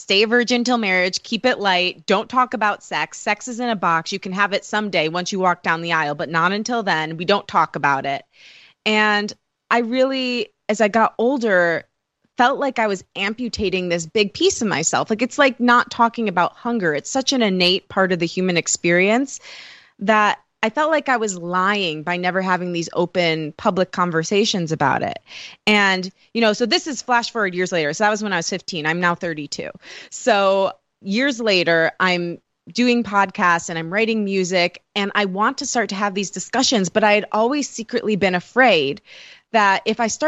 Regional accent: Michigan, United States; accent: Michigan; I'm from Michigan, so strong Michigan accent

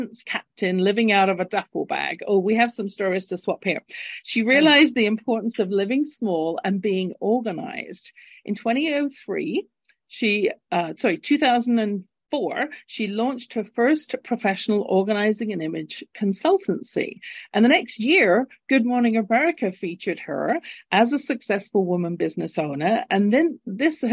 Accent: London, United Kingdom; now in Calgary, Canada; Originally born in London, England, and living in Calgary, Canada, at the base of the Rocky Mountains

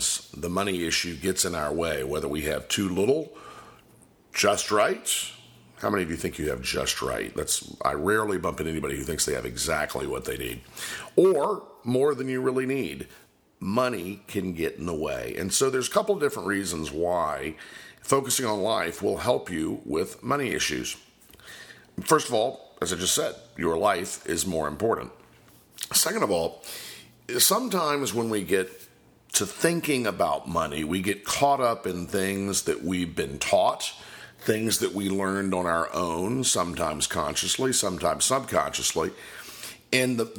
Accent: Polk County, Florida, United States; I'm originally from Polk County, Florida

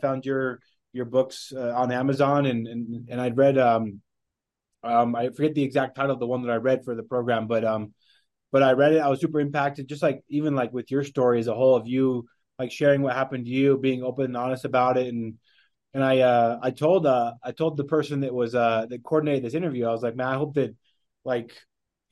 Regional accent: Wyoming, United States; moved away as an adult; also born or lived in Dominican Republic; now in Salt Lake City, United States; growing up in Wyoming

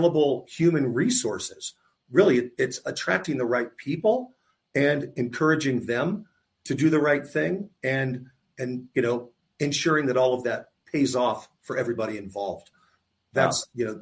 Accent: Tampa, Florida, United States; I grew up in Tampa. I went to college in Tampa

